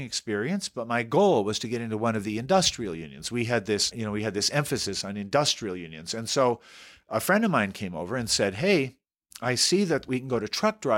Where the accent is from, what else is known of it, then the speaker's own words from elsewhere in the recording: Southern California, United States; I grew up in Southern California